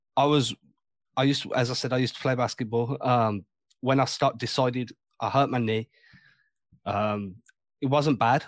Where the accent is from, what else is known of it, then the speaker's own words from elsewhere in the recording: England, United Kingdom; Growing up in England